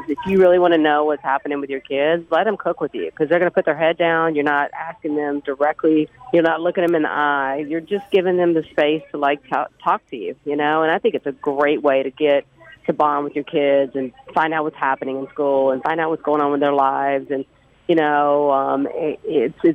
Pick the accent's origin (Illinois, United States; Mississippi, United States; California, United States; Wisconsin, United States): Mississippi, United States; I'm from Mississippi, Greek Orthodox